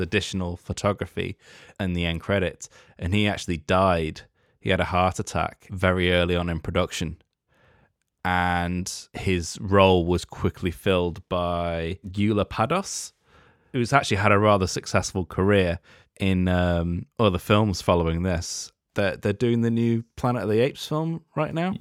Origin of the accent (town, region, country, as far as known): United Kingdom